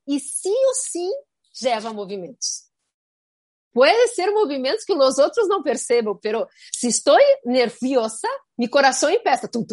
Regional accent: Rio Grande do Sul, Brazil; now in Miami, United States; em Rio Grande do Sul, de onde venho, há muitas empresas familiares

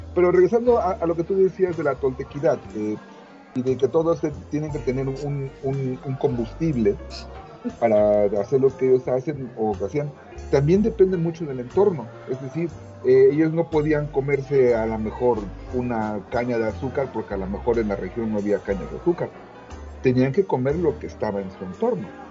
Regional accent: Veracruz, Mexico; donde yo crecí en Veracruz

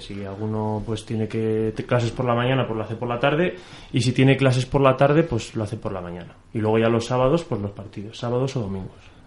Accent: Soria, Castile and León, Spain; yo soy de Soria

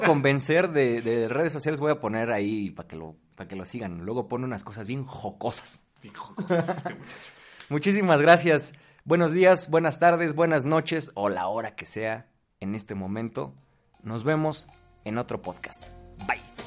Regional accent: State of Mexico, Mexico; los dos somos del Estado de México

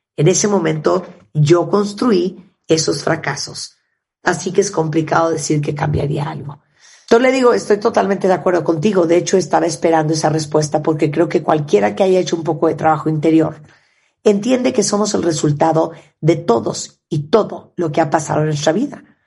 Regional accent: Canada; yo soy de Canadá

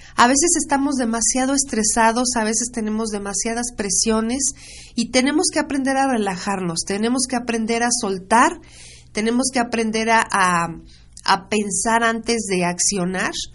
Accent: Mexico; como nación, como mexicanos

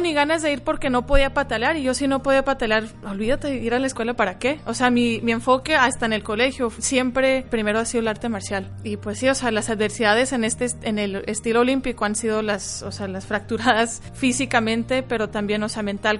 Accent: Phoenix, Arizona, United States; first language Spanish; tengo 28 años, soy de Phoenix, Arizona y soy atleta de taekwondo a nivel internacional

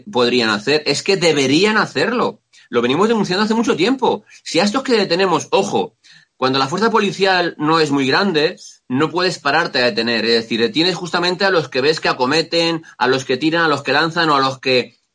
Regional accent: Spain; Hombre, Rodrigo, soy el único español al cual eh, eh, este señor ha interpuesto tres denuncias en la fiscalía.

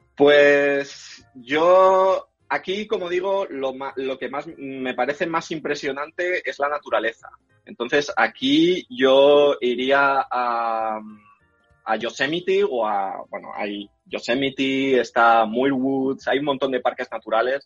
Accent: Madrid, Community of Madrid, Spain; moved away as an adult; also born or lived in Germany / Berlin; now in Silicon Valley, United States; yo soy de Carabanchel, de, Madrid

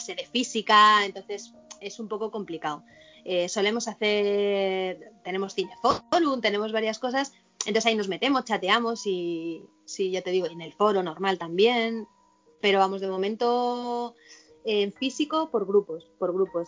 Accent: Madrid, Community of Madrid, Spain; yo soy de Madrid

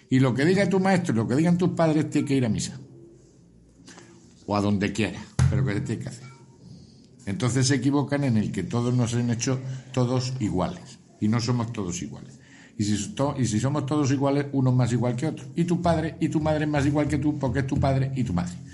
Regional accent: Montoro, Andalusia, Spain; No, somos de Montoro. De, ah, soy de Montoro.

